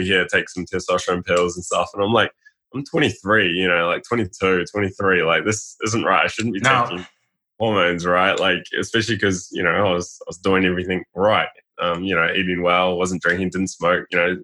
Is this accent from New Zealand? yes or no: yes; New Zealand; Being a New Zealander, I think every male plays rugby